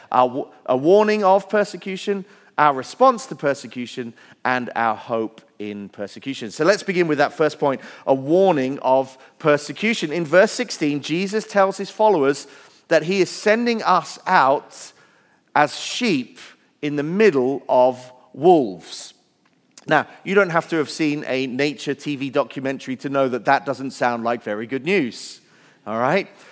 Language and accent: English; Wales, United Kingdom; moved away; I grew up in Wales where there are more sheep than people